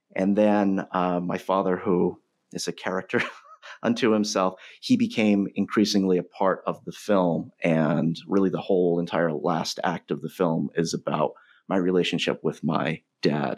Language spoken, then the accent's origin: English; North Providence, Rhode Island, United States; as an outsider growing up in North Providence